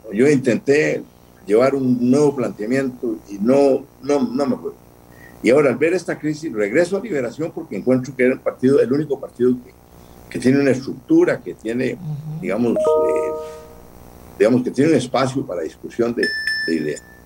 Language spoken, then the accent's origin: Spanish; Costa Rica; mi país